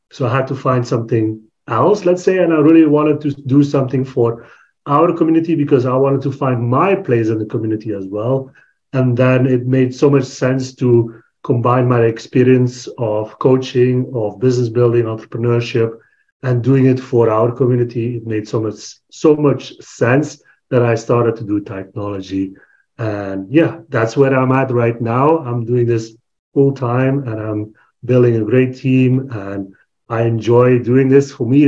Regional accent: Belgium; I'm from Belgium, born and raised in Belgium

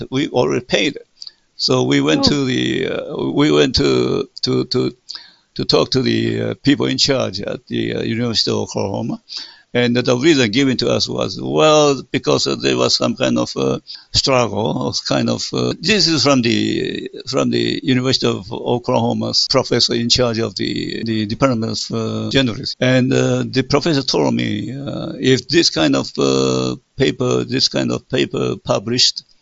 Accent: Taiwan; English is a second language; we came from Taiwan and we speak Taiwanese, therefore I think it's much more easier for us to contact to communicate each other

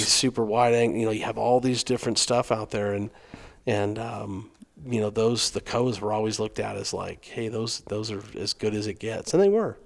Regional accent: Arizona, United States; I'm from Arizona. I've been hunting coos deer a long time

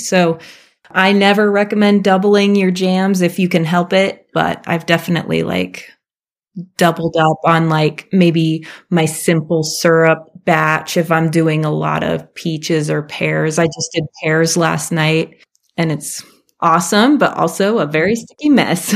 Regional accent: Alaska, United States; I grew up in Alaska and my parents had raspberries all over the place

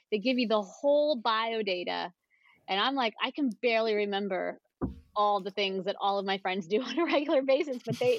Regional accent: New Jersey, United States; born there; also born or lived in Pennsylvania / New York / California; I was born in New Jersey and then moved to Pennsylvania and then New York and then California and then back to New York. So I've been all over.

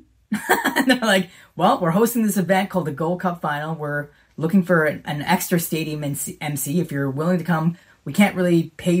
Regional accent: Canada; also born or lived in Smithers, British Columbia; that ambassador who's from Canada

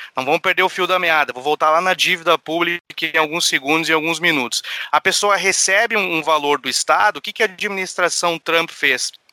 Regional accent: Porto Alegre, Rio Grande do Sul, Brazil; sou um porto alegrense de Araque

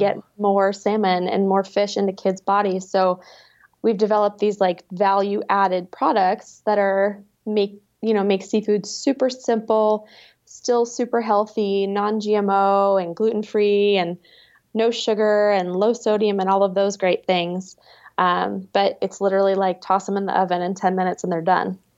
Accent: New England, United States; moved away; also born or lived in Alaska; I grew up in a little, uh, New England fishing and farming town

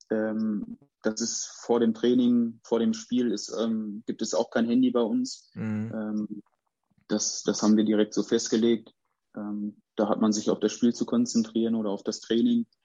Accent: Dortmund, North Rhine-Westphalia, Germany; ich als Dortmunder würde dann auch äh, sagen

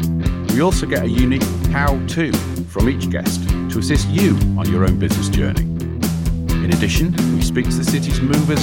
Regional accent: Leeds, Yorkshire and the Humber, United Kingdom; And it's my hometown.

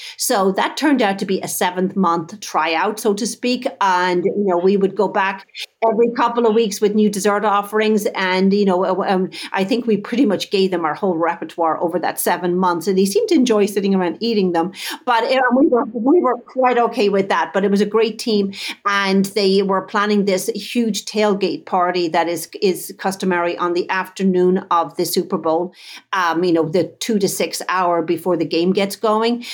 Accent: Dublin, Leinster, Ireland; moved away as an adult; now in United States; I grew up in Dublin, Ireland, back in the, um, seventies, eighties

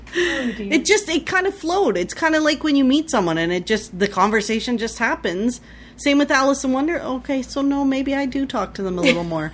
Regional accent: Canada

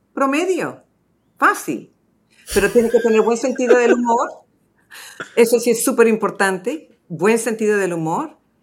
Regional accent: Los Angeles, California, United States; moved away as an adult; now in Miami, United States; yo empecé mi carrera y crecí en Los Ángeles

